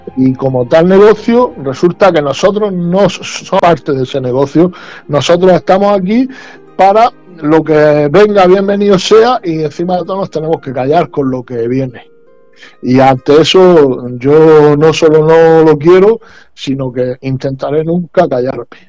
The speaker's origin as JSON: {"language": "Spanish", "region": "Region of Murcia", "country": "Spain", "said": "como murciano que soy"}